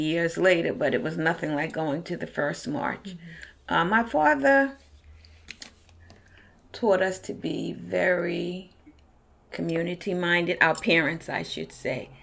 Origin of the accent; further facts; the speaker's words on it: New York City, New York, United States; I was born in Brooklyn Hospital and came from Brooklyn Hospital right here to where Miss Evans is interviewing my dad and I at 141 Halsey Street